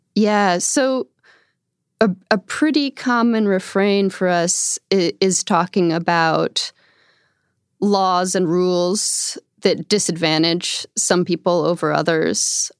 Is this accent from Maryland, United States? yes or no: no; upstate New York outside of Albany, United States; I grew up in upstate New York outside of Albany